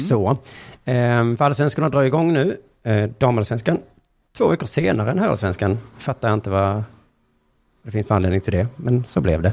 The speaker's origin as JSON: {"language": "Swedish", "region": "Skåne", "country": "Sweden", "said": "jag är liksom skåning från längst ner i landet"}